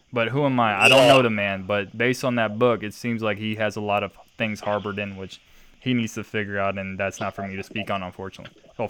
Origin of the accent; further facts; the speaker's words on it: Norfolk, Virginia, United States; I'm from Norfolk.